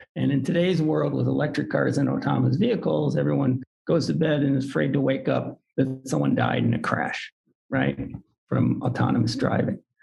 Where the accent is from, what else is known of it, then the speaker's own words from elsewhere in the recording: Detroit, Michigan, United States; I was born in Detroit, so there's there's auto industry in my blood